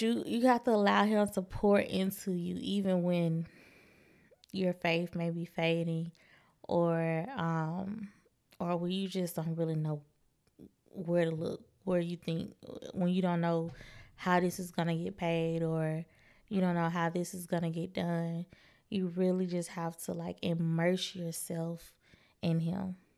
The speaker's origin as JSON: {"language": "English", "town": "Birmingham", "region": "Alabama", "country": "United States", "tie": "born or raised there", "also_born_or_lived": "Troy, Alabama / Little Rock, Arkansas", "moved": "as an adult", "said": "I moved back to Birmingham two oh five Where's Live, and that is my hometown, the Magic City."}